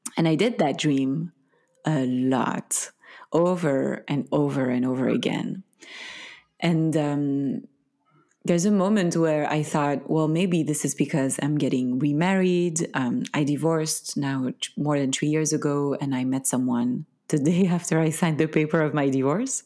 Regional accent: Belgium; first language French; English is a second language; moved away; I'm from Belgium. originally

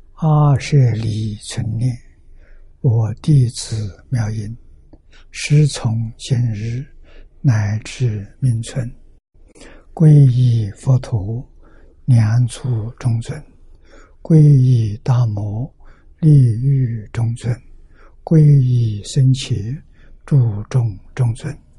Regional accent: China; 我们中国人

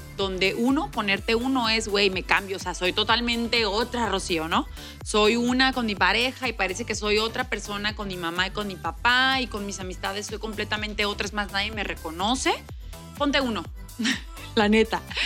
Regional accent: Mexico; aquí en mi país, México

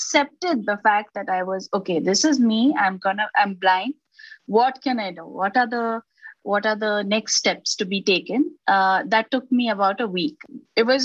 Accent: Bangalore, Karnataka, India; also born or lived in Maharashtra; I was born in Maharashtra, but I was brought up completely in Bangalore

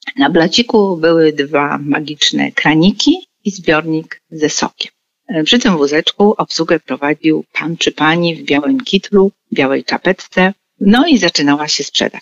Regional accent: Poznań, Greater Poland, Poland; born or raised there

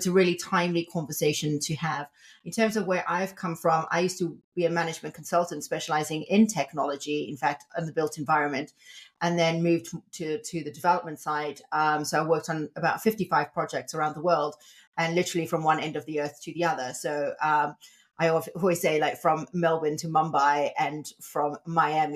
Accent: South Africa; I'm from South Africa

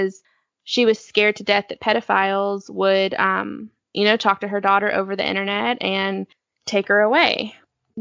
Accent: North Carolina, United States; I'm from North Carolina where this case takes place. I live maybe like an hour from there

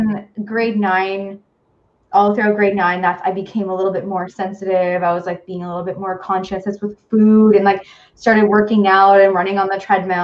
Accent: hometown near North Bay, Ontario, Canada; also born or lived in North Bay, Ontario; Back then I lived in my hometown where I grew up, and then moved to North Bay

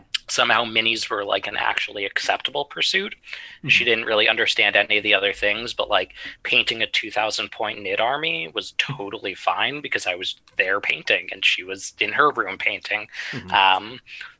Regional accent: New York City, New York, United States; I grew up in New York City

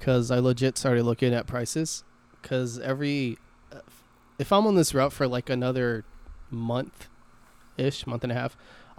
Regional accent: Texas, United States; I'm from Texas, bro.

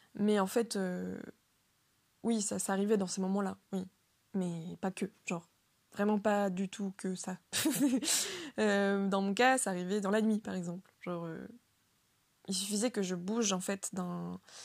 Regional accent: Le Mans, Pays de la Loire, France; moved away as an adult; now in Rennes, France; je viens du Mans, donc la ville du Mans

